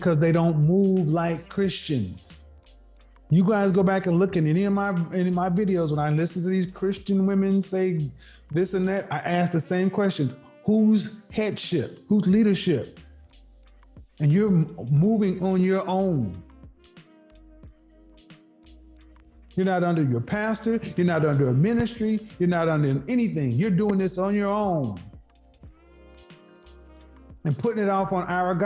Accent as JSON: {"language": "English", "area": "Bible Belt", "region": "the South", "country": "United States", "tie": "born or raised there", "said": "I grew up in the Bible Belt"}